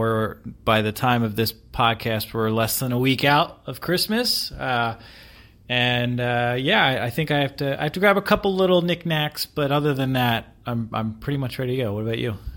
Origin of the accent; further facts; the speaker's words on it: East Coast, United States; now in Seattle, United States; being from the East Coast